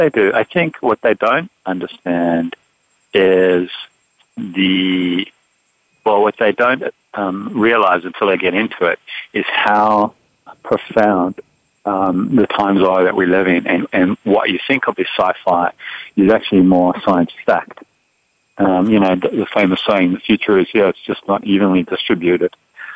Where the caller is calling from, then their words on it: San Francisco, California, United States; I am up in San Francisco.